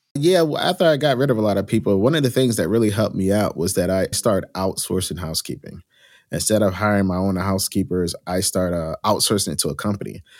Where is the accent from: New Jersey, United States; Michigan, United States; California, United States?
New Jersey, United States; I grew up in New Jersey, in a small little urban town inside of Union County